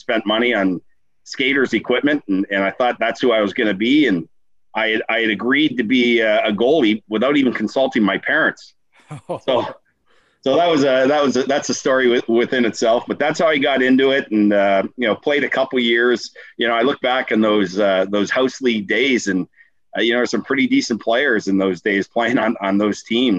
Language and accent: English; Windsor, Ontario, Canada; Grew up right here in Windsor